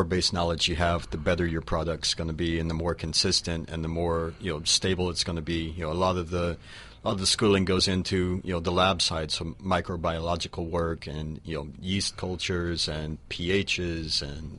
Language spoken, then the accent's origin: English; Oklahoma, United States; now in Florida, United States; I grew up in Oklahoma.